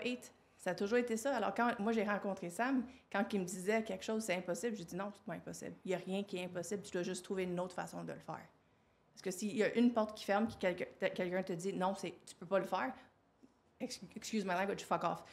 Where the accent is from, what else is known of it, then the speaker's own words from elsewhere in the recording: Quebec, Canada; je suis née au Québec